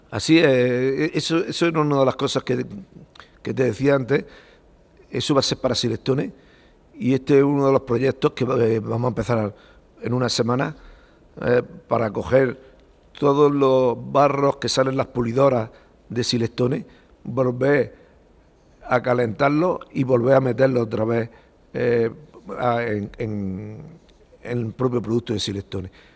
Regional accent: Macael, Andalusia, Spain; born or raised there; also born or lived in Barcelona

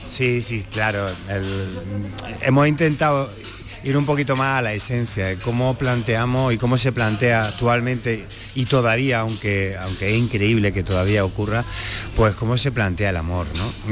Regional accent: Úbeda, Andalusia, Spain; also born or lived in Granada; tanto mi hermano como yo los dos somos de Úbeda

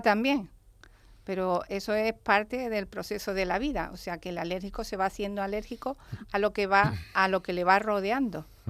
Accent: El Puerto de Santa María, Andalusia, Spain; Soy del puerto

